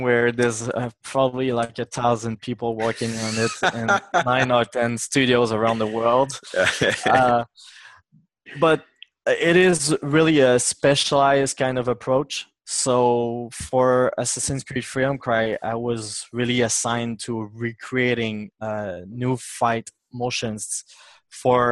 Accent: Mississauga, Quebec, Canada; now in Quebec City, Canada; I'm actually from Mississauga, which is pretty close

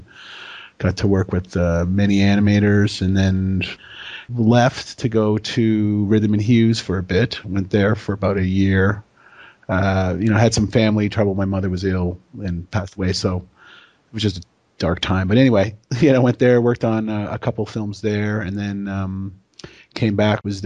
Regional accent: Toronto, Ontario, Canada; I'm born and raised in Toronto, Canada.

